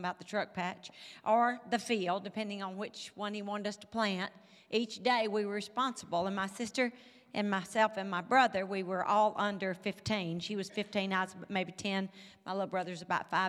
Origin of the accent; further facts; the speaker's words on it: Mississippi, United States; moved away; You can tell I'm from Mississippi. You can probably even tell I'm from the country.